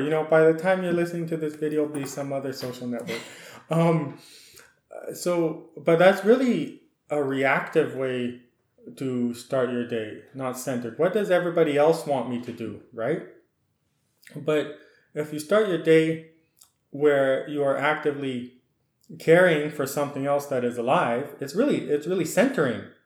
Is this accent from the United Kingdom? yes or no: no; Saskatchewan, Canada; moved away as an adult; also born or lived in Alberta / Washington / California / Guatemala; with a Ukrainian heritage, I was born in Alberta, then we moved to Saskatchewan